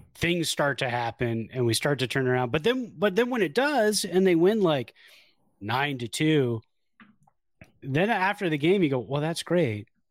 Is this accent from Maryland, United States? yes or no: no; Bay Area, California, United States; all of us teenagers growing up in the Bay Area